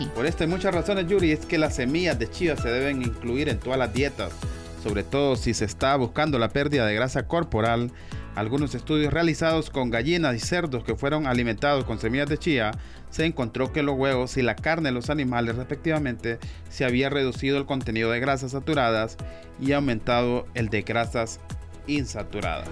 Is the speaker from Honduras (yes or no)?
yes; Honduras; nos identifica como hondureños